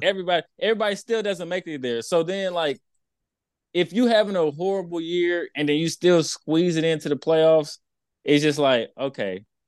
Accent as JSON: {"language": "English", "region": "Texas", "country": "United States", "said": "I'm from Texas"}